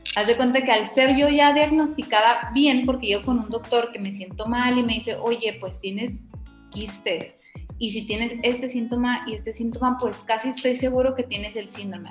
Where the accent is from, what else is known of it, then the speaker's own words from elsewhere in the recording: Mexico; somos mexicanas